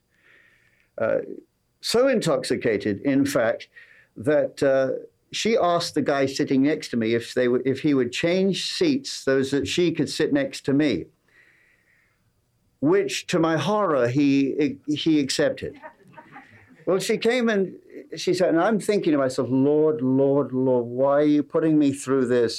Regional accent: England, United Kingdom; accent: English

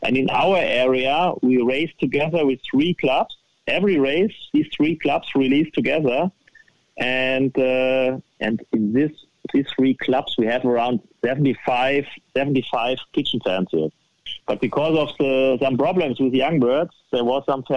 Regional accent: close to Frankfurt, Hesse, Germany; English is a second language; moved away as an adult; now in northern Germany; close to Frankfurt, where I was born

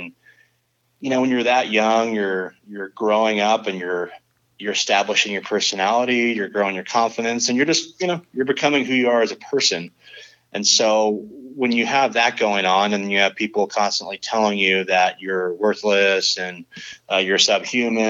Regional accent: San Clemente, California, United States; I grew up in Southern California, a little beach town called San Clemente

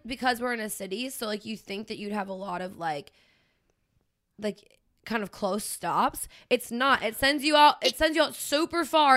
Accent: Pennsylvania, United States; moved away; grew up in Pennsylvania

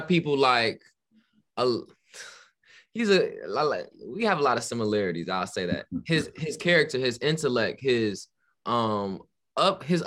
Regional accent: Chicago, Illinois, United States; I'm from the south suburbs of Chicago. So I'm local.

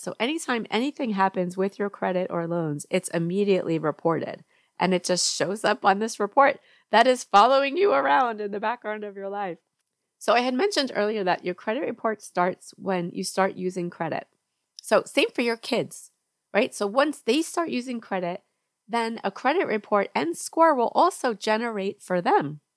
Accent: New York, United States; moved away as an adult; now in Georgia, United States; I grew up in New York, and now I live in Georgia

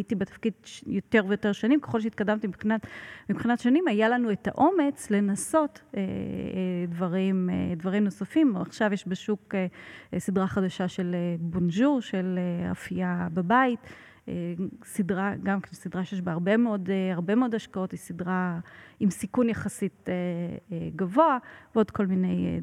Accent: Israel; moved away as an adult; also born or lived in Italy; שהגעתי מישראל

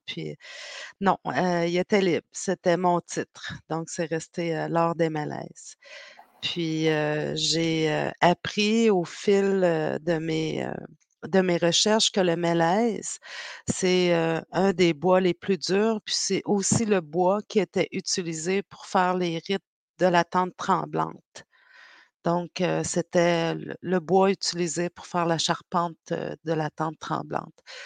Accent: Pessamit, Quebec, Canada; Je viens de la communauté de Innu de Pessamit

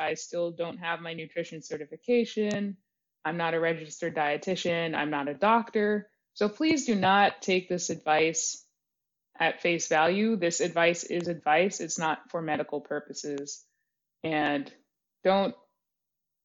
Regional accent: Belmont, Massachusetts, United States; also born or lived in New York; now in Baltimore, United States; Belmont, when I was growing up there

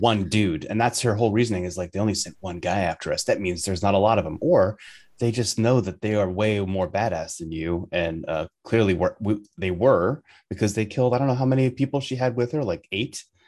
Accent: New York, United States; as a New Yorker

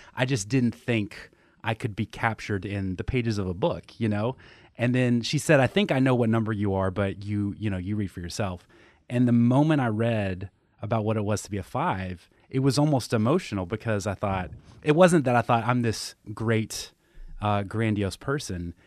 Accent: Tennessee, United States; I grew up in Tennessee

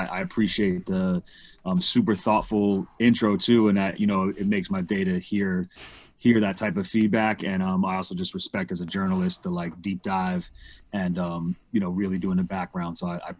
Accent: New York City, New York, United States; I'm from New York. I'm from Manhattan, Upper West Side. My pops is from Queens, Rockaway, and my mom is from Connecticut. Okay. New York. Born and raised.

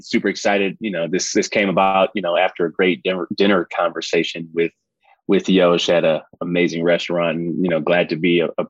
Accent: Detroit, Michigan, United States; Yeah, born and raised in Detroit, Michigan. Have two great parents

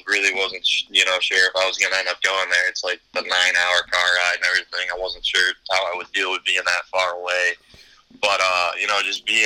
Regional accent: Syracuse, New York, United States; moved away as an adult; growing up in Syracuse

